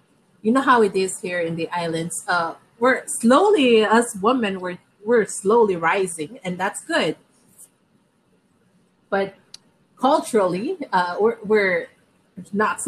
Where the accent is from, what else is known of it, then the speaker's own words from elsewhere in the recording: Pohnpei, Micronesia; born and raised in Pohnpei.